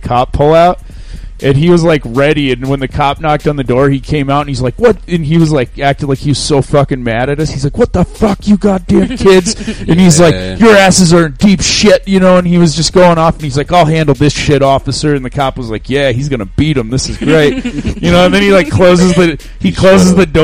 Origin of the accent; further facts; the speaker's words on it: South Dakota, United States; I grew up in South Dakota, where that's all there was to do was drugs